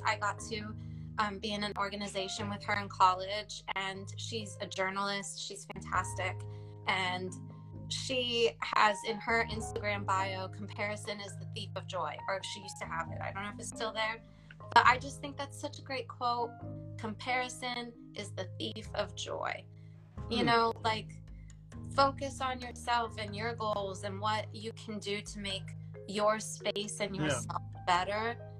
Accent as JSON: {"language": "English", "region": "Michigan", "country": "United States", "tie": "born there", "also_born_or_lived": "Dayton", "said": "I feel like I'm not from Dayton originally. I was actually born in Michigan and moved military. My dad is Air Force, but I feel like I'm Dayton born and raised essentially now."}